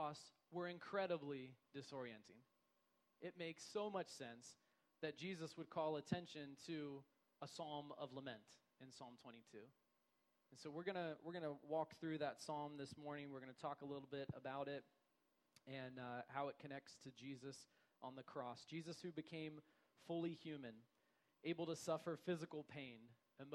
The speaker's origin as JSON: {"language": "English", "country": "United States", "tie": "born or raised there", "said": "I'm an American too. I grew up here experiencing Western logic"}